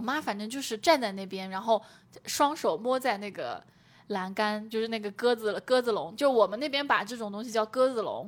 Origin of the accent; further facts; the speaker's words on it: Zhejiang, China; moved away as an adult; also born or lived in Beijing; 我是浙江的